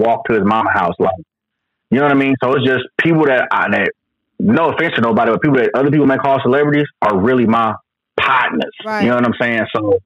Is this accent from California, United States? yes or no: yes; Oakland, California, United States; I'm from East Oakland. My parents from East Oakland